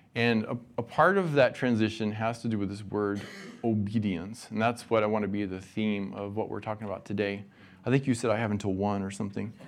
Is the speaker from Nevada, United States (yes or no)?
yes; Nevada, United States; moved away; I grew up in Nevada